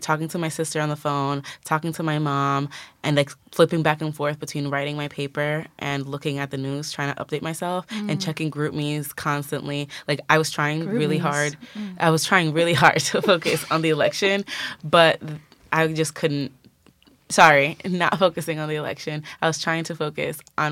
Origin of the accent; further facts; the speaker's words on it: Philadelphia, Pennsylvania, United States; I am from Philadelphia.